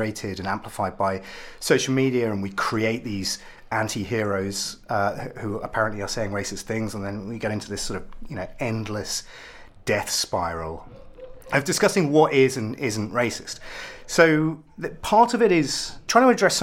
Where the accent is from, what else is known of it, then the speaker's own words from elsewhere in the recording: Ipswich, East of England, United Kingdom; I'm also mixed race, which is not really part of my identity because I'm from Ipswich. I'm about as English